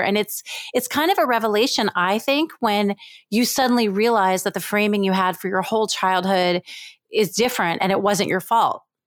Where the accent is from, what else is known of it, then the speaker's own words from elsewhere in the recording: New York, United States; also born or lived in Israel; I was born in Israel, and in Israel, my parents lived there for some years, and then I was raised mostly in New York